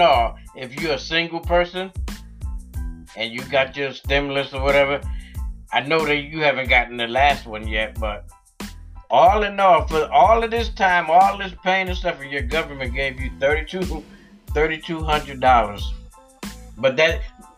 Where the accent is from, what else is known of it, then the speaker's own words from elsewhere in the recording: United States; I'm American, but I'm black. My parents was born here. I was born here.